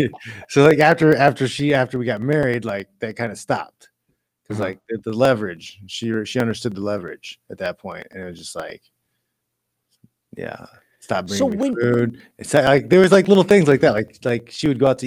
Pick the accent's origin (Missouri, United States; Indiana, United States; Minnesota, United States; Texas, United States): Indiana, United States; now in San Jose, United States; In the Midwest, so Indiana. So like, you know, we had 180 to 250,000 people in our city